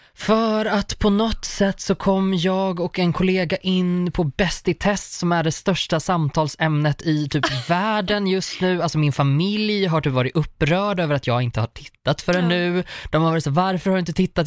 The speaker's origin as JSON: {"language": "Swedish", "town": "Rostaberg", "country": "Sweden", "tie": "born or raised there", "also_born_or_lived": "Uppsala", "said": "också uppvuxen på landet"}